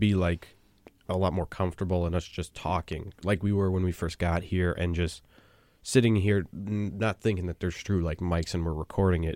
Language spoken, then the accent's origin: English; Western Massachusetts, United States; I'm from Western Mass